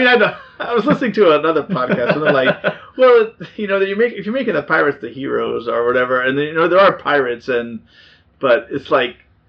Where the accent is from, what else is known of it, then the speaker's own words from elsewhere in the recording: Southern California, United States; I grew up in Southern California